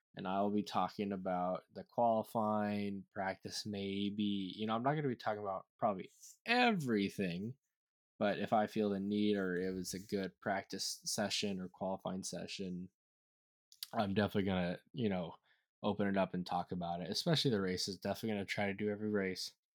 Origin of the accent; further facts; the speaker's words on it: United States; I am an American